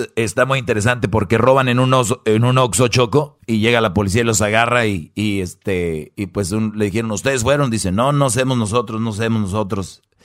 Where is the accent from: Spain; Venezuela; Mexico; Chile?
Mexico; northern Mexico; los que somos de allá del norte